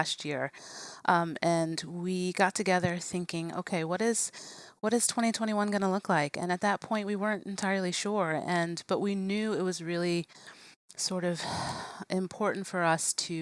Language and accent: English; Virginia, United States; also born or lived in Richmond, Virginia; now in Staunton, United States; I'm born and raised in Virginia, but I had lived in Richmond and Northern Virginia, close to DC